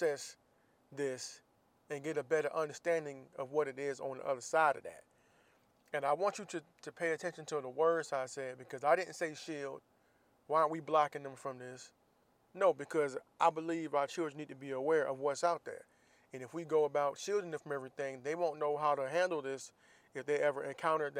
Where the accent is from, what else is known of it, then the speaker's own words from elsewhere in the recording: Jacksonville, Florida, United States; moved away as an adult; I'm from Jacksonville, Florida